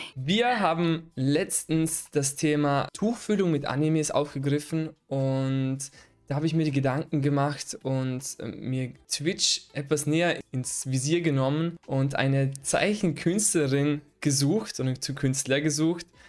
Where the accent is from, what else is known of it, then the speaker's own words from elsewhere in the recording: Vorarlberg, Austria; in, in Vorarlberg, wo ich herkomme.